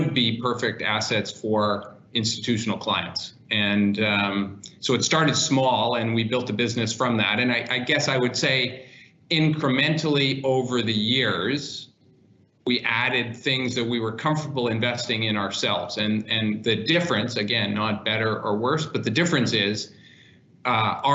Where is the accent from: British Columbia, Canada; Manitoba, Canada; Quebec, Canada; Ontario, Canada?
Manitoba, Canada; Winnipeg; moved away; also born or lived in Toronto; I grew up in Canada in Winnipeg, moved to Toronto